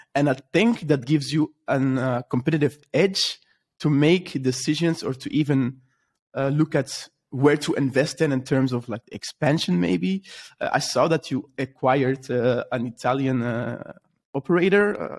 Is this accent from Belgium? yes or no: yes; Belgium; I'm from Belgium